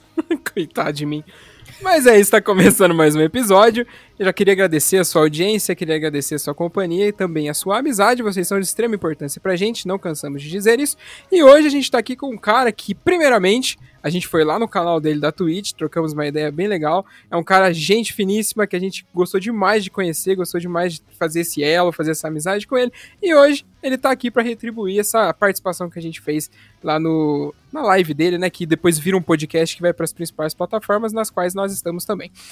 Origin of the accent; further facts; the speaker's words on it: interior of São Paulo, Brazil; moved away; Eu sou lá, de, lá do interior de São Paulo